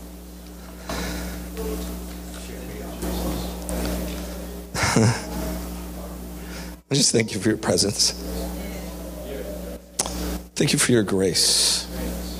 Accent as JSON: {"language": "English", "region": "Canary Islands", "country": "Spain", "tie": "born or raised there", "moved": "yes", "said": "I grew up in Spain in the Canary Islands"}